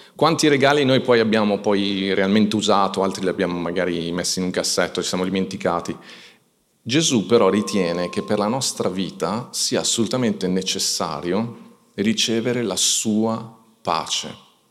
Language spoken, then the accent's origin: Italian; Italy; noi siamo cresciuti in Italia